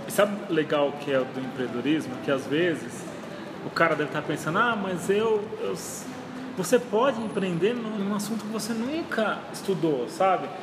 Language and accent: Portuguese; São Paulo, Brazil; moved away; eu vim lá de São Paulo